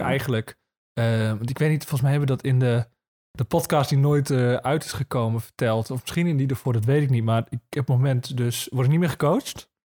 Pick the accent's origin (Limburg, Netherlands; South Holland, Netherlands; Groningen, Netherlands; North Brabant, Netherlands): Groningen, Netherlands; Marum; now in Zuidbroek, Netherlands; in Marum, daar kom ik dan weer vandaan.